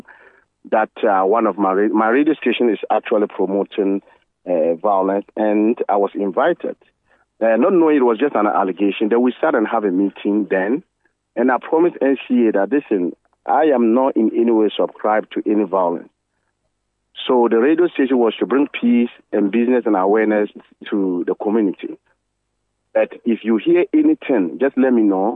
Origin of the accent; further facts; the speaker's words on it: Ghana; as a Ghanaian and a peace-loving Ghanaian